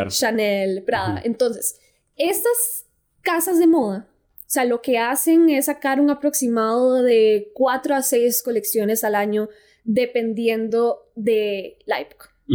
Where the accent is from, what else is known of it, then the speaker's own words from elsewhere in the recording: Costa Rica; yo soy de Costa Rica